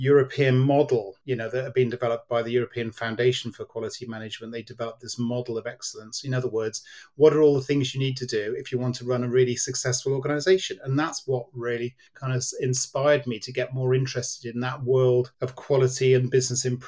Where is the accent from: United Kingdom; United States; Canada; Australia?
United Kingdom; Cardiff, Wales; I was born in Cardiff, so I'm very much a Welshman in my heart.